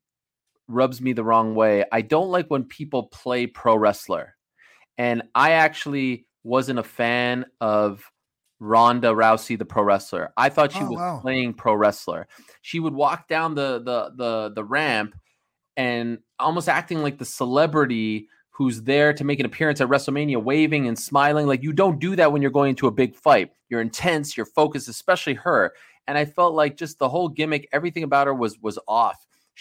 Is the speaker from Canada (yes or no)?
yes; Montreal, Quebec, Canada; I'm from Montreal